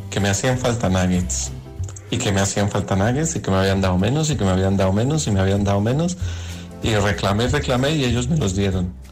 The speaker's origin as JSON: {"language": "Spanish", "town": "Barcelona", "region": "Catalonia", "country": "Spain", "tie": "born or raised there", "also_born_or_lived": "Jaén", "said": "No, aquí. Toda la vida en Barcelona."}